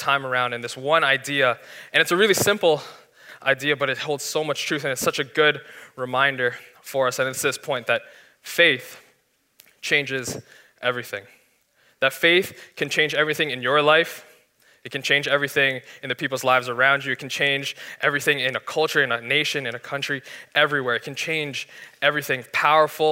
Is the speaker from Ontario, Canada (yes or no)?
yes; Markham, Ontario, Canada; I grew up in Canada. I grew up in Canada, in Markham more specifically